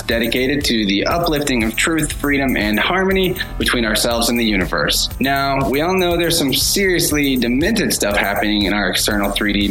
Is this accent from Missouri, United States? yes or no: yes; Springfield, Missouri, United States; a local in my hometown of Springfield, Missouri